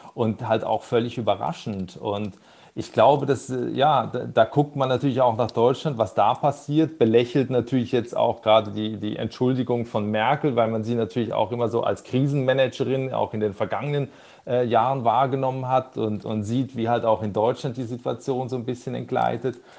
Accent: Basel, Switzerland; now in Germany; ich komme ursprünglich aus der Region Basel

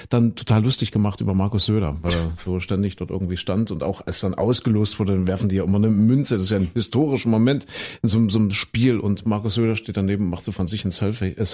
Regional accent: East Germany, Germany; Und ich bin ja ein Kind der DDR, Christine auch

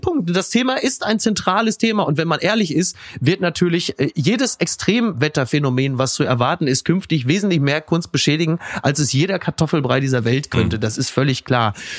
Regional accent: Castrop-Rauxel, North Rhine-Westphalia, Germany; meiner Heimat Kassel Brauxel

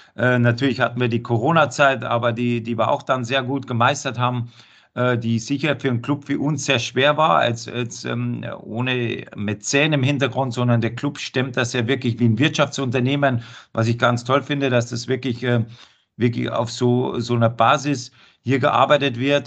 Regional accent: Bavaria, Germany; also born or lived in Duisburg / Cologne / Krefeld; now in Frankfurt, Germany; Wo ich herkomme, in Bayern

